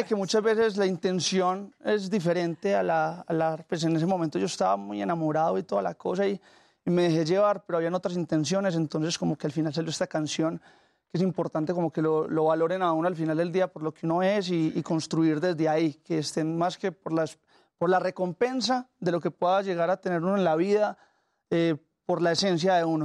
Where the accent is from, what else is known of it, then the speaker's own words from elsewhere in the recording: Colombia; accent: paisa; yo vengo de Colombia, pero gran parte de mi influencia ha sido mexicana